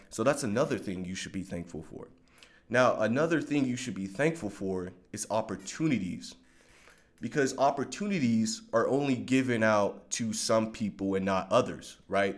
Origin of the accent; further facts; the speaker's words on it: Long Beach, California, United States; I grew up in Long Beach, California